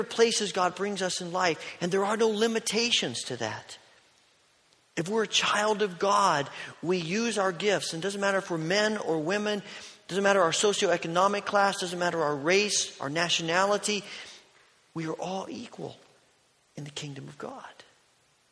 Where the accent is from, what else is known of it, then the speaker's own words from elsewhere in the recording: United States; growing up in America